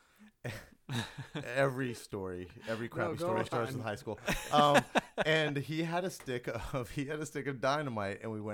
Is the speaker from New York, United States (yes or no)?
no; Sherman, Texas, United States; also born or lived in Detroit; I grew up in Sherman, Texas.